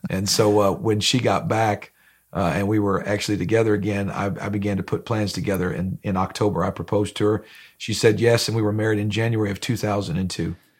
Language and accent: English; Grafton, Ohio, United States; now in Danville, Kentucky, United States; I grew up in Northeast Ohio. It was a small town, uh, called Grafton, Ohio, in Lorraine County